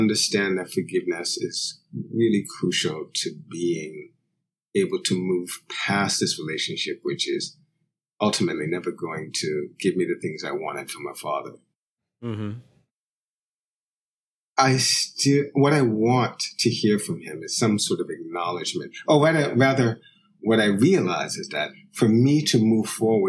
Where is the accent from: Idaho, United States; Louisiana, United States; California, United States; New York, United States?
New York, United States; also born or lived in London; my mother would often visit the house I grew up in. She lives in Jamaica, but she would often come back and visit to get various things and spend a little bit of time in New York.